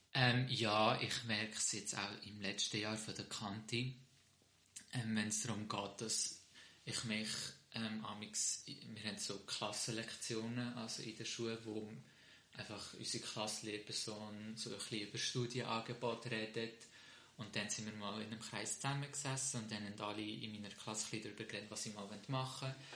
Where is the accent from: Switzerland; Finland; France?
Switzerland; ich fühle mich auch mehr als Schweizer. Ich bin auch hier geboren